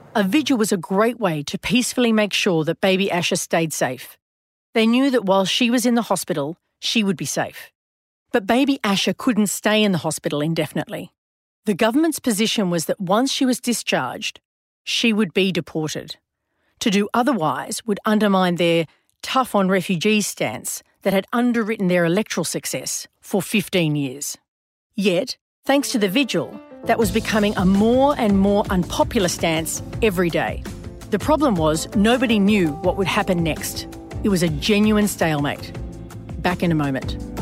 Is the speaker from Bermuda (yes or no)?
no; Australia; in my home country